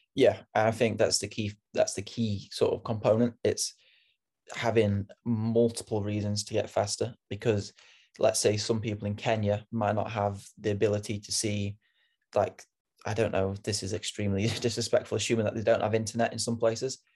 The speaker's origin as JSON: {"language": "English", "country": "United Kingdom", "moved": "yes", "said": "I'm British"}